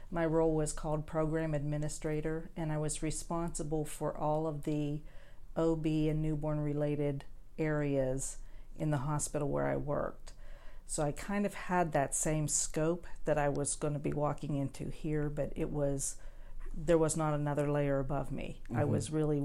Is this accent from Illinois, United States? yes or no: no; Pittsburgh, Pennsylvania, United States; moved away as an adult; now in North Carolina, United States; I'm from Pittsburgh